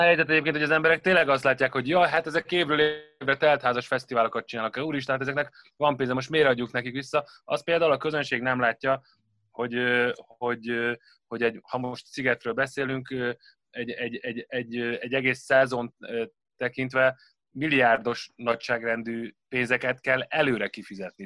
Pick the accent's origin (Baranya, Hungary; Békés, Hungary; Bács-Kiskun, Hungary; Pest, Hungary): Pest, Hungary; Gödöllő; gödöllői vagyok